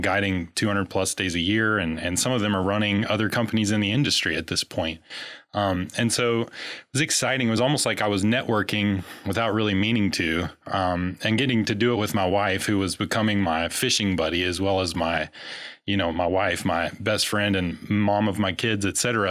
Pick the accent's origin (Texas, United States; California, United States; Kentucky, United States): Kentucky, United States; grew up in Kentucky